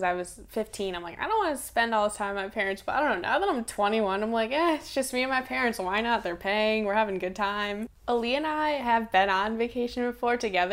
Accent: East Coast, United States; growing up on the East Coast, because there's not really a road trip, because within 4 hours, you could hit 6 different states

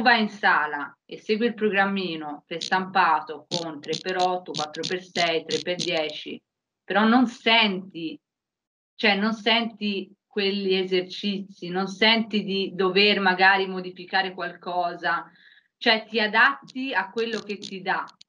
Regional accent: Prato, Tuscany, Italy; vengo da Prato, in Toscana

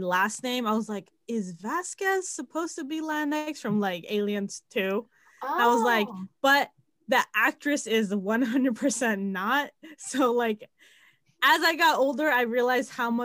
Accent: the DMV, Washington metropolitan area, United States; the DMV, it has a very, very heavy Bolivian and Salvadoran population, so it's been a good mix of that culture growing up

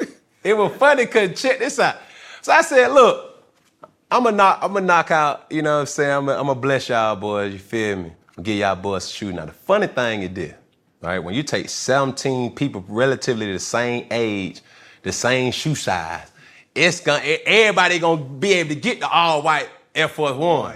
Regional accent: Atlanta, Georgia, United States; I'm from Atlanta

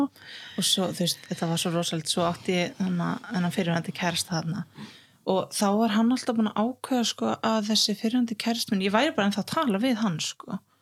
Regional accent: Reykjavík, Capital Region, Iceland; also born or lived in Hauganes; now in Akureyri, Iceland; uppalinn hérna í Reykjavík þá um tíu og sjóra og síðan fluttist við á Hauganes sem er á milli Akrar og Dalvíkur

